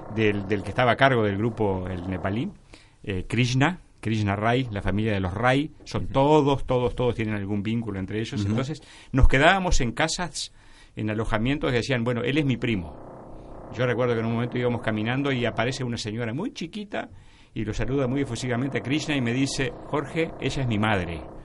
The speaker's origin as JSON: {"language": "Spanish", "region": "Artigas", "country": "Uruguay", "tie": "born or raised there", "said": "soy el uruguayo, nacido en Artigas"}